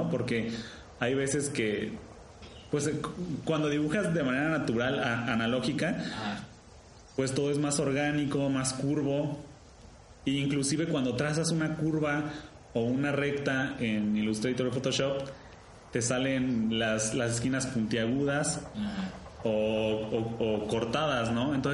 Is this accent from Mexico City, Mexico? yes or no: no; Querétaro, Mexico; moved away; also born or lived in Colima; yo soy de Querétaro, ¿no? Y me fui a estudiar a Colima. Y yo ya no vivía en Colima